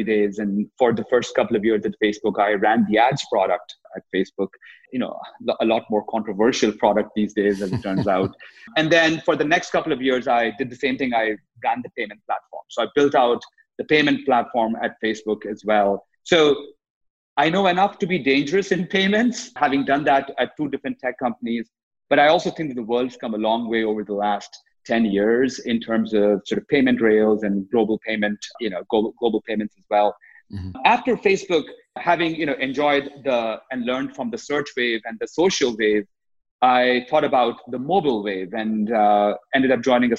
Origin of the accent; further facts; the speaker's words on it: India; moved away as an adult; now in United States; growing up in India, I ended up playing in what became India's largest selling rock band